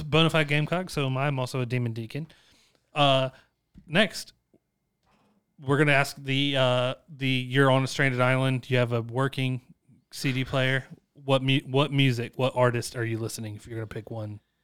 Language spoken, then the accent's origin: English; Chapin, South Carolina, United States; I come from Chapin, South Carolina, where my economics was taught by my football coach